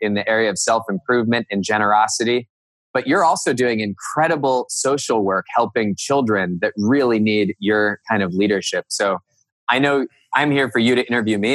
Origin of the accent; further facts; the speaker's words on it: Cupertino, California, United States; moved away as an adult; also born or lived in Northern Virginia; now in Hudson, United States; I grew up in Cupertino, California.